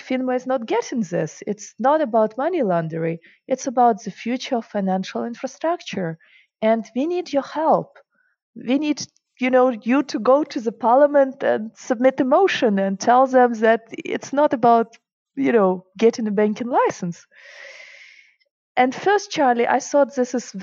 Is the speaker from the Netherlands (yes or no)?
no; Ukraine; English is a second language; moved away as an adult; also born or lived in Germany / Russia; now in Switzerland; I grew up in Russia, Ukraine